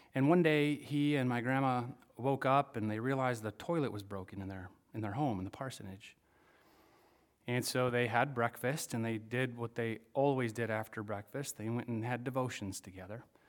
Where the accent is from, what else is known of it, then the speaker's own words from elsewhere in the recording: Michigan, United States; I'm from Michigan